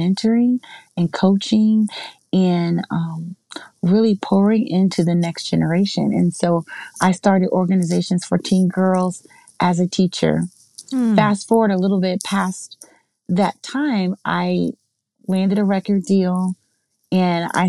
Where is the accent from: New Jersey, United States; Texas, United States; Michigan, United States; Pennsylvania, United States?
New Jersey, United States; southern; I am originally from New Jersey. Down in southern New Jersey, close to Philadelphia.